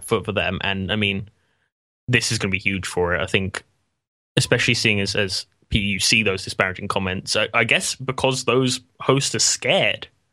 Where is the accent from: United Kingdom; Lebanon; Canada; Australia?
United Kingdom; England; as an Englishman